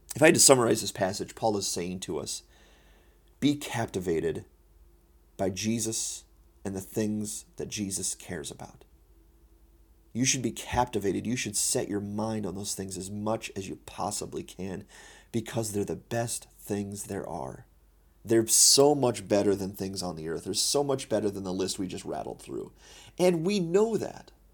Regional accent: United States; I'm an American Christian

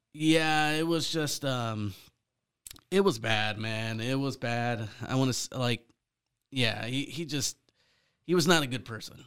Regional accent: Fresno, California, United States; born and raised in Fresno, California, Central Valley.

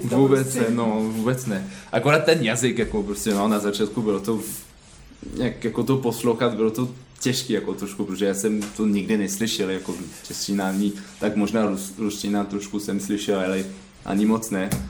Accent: Caen, Normandy, France; Czech is a second language; now in Plzeň, Czech Republic; A pak nemluvím česky, jsem francouz a, a tak dám prostě, no. {S1} Odkud ve Francii pocházíte? {S2} Z Kán.

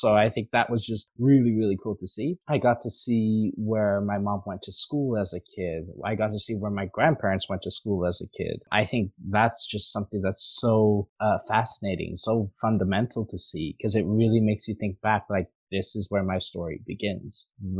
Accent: Canada; Even though I was born and raised in Canada, I still consider myself Grenadian because I grew up with the culture.

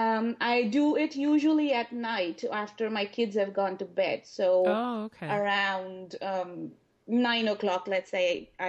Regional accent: Pakistan; moved away as an adult; now in San Diego, United States; I grew up in Pakistan

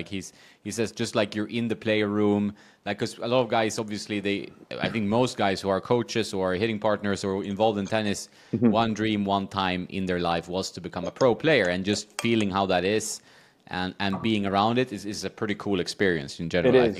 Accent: Washington, District of Columbia, United States; Like, DC used to be my hometown many years ago, but I want to go to the City Open, couldn't make it this year.

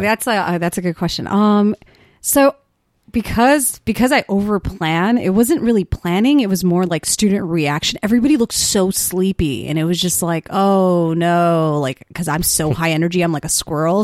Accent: Wheeling, Illinois, United States; accent: suburban; I'm from Wheeling, Illinois

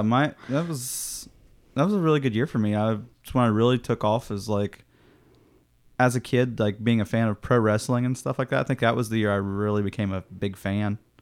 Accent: Midwest, United States; I'm a kid from the Midwest

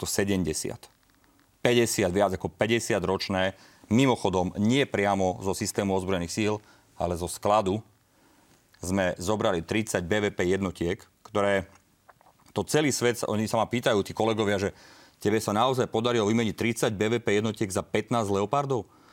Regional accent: Slovakia; v našej krajine, na Slovensku

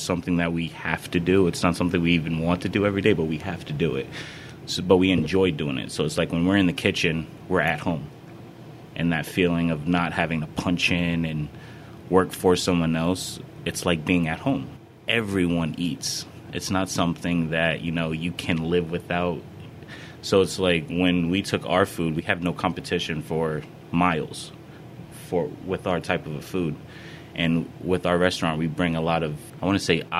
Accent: Putnam, United States; I grew up in Putnam, so a lot of people already know me

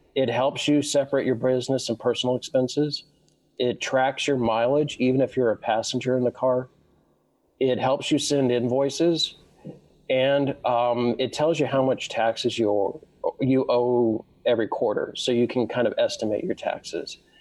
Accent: Southern California, United States; I, I, was born and raised in Southern California

